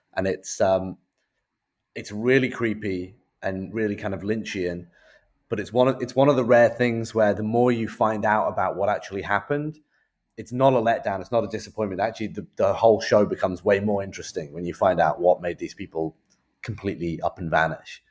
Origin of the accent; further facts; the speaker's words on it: United Kingdom; I'm a Brit